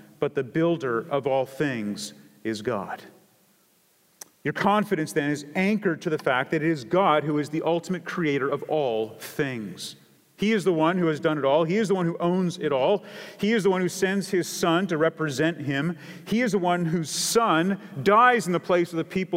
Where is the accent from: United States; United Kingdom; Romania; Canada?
Canada; I come from Canada